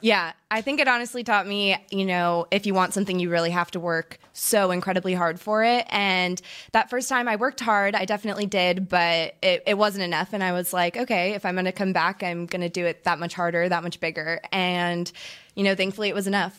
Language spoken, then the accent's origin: English; Orange County, California, United States; I grew up in Orange County, California